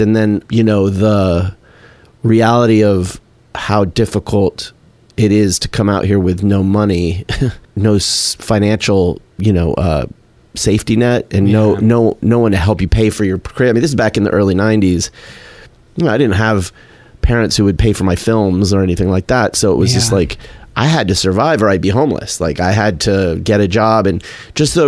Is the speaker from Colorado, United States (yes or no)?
no; Tucson, Arizona, United States; from Tucson